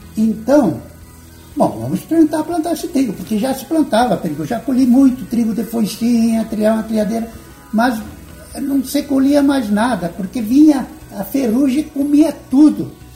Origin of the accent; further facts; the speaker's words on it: Tucunduva, Rio Grande do Sul, Brazil; moved away; also born or lived in Goiânia; eu sou natural do Rio Grande do Sul, eu nasci num pequeno município chamado Tucunduva, que pertencia aos, a Santa Rosa